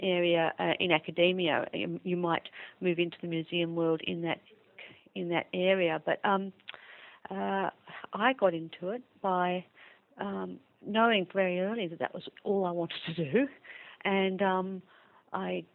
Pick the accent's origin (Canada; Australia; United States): Australia; Melbourne, Victoria; also born or lived in England / Sussex / Leeds; I was born in England, but I'm to Australian parents, and I grew up in Melbourne.